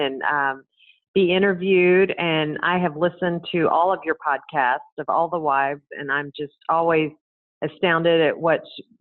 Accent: Dallas, Texas, United States; moved away as an adult; also born or lived in Waco, Texas / Colorado Springs, Colorado / Murfreesboro, Tennessee / Gainesville, Florida; now in Austin, United States; I grew up in Dallas

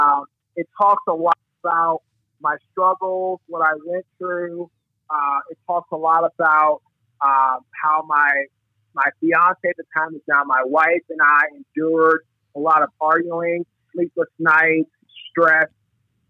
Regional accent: Washington, District of Columbia, United States; moved away as an adult; now in Raleigh, United States; I'm originally from Washington, D.C.

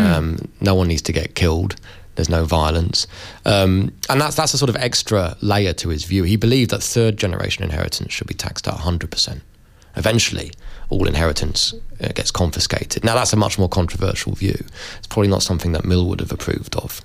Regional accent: London, United Kingdom; I'm from London. Uh, London's a very multiracial place. Uh, I went to went to a school with you know kids from Pakistan, India, the Caribbean, Africa

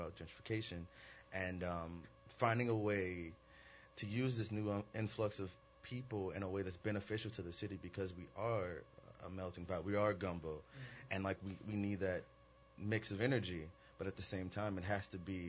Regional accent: New Orleans, Louisiana, United States; people think I'm a New Orleans snob.

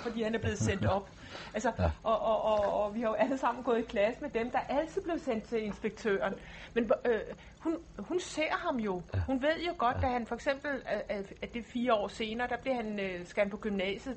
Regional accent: Lolland, Zealand, Denmark; moved away; jeg kommer også ned fra Lolland, hvor man banner

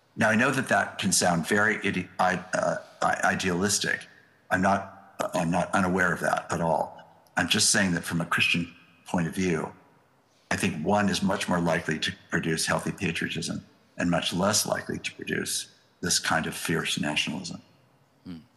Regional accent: United States; as an American

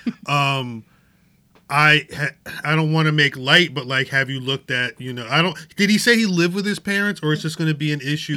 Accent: United States; I'm American

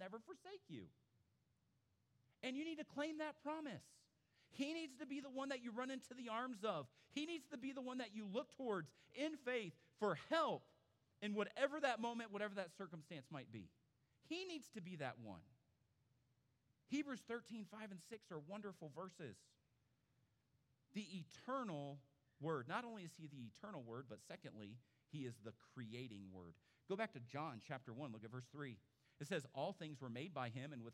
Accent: Phoenix, Arizona, United States; moved away; I grew up in Phoenix. I grew up out west. I grew up around Mormons.

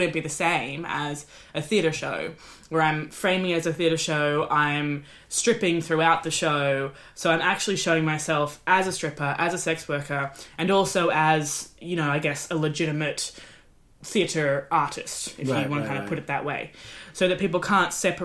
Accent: Australia; now in United Kingdom; I'm Australian in the UK

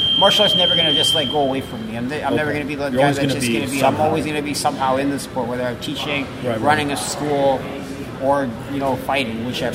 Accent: Toronto, Ontario, Canada; From Toronto, I try to come out to, like, a different … tune.

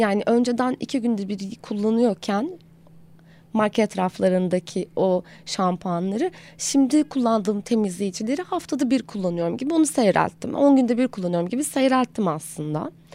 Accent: Aegean Region, Turkey; moved away as an adult; now in Istanbul, Turkey; doğduğumdan itibaren zaten e, sıradan bir Egeli olarak belli bir beslenme kültürüm var

